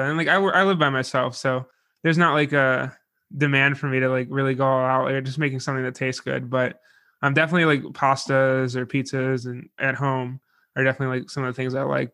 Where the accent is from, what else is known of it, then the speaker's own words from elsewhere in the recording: Buffalo, New York, United States; I'm from Buffalo